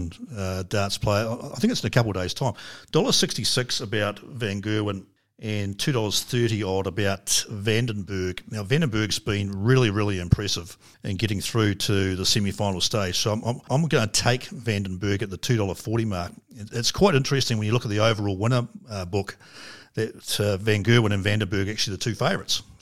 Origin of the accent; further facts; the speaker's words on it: New Zealand; as a Kiwi